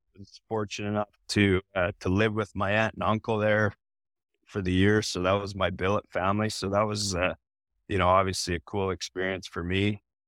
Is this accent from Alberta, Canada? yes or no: yes; south of Calgary, Alberta, Canada; moved away; I'm living fifteen minutes south of Calgary